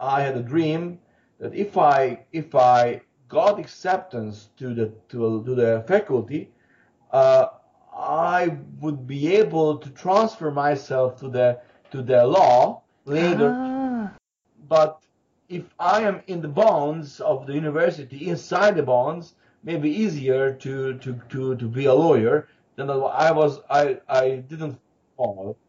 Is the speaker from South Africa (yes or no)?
no; Hungary; moved away as an adult; now in Vancouver, Canada; I was growing up in Hungary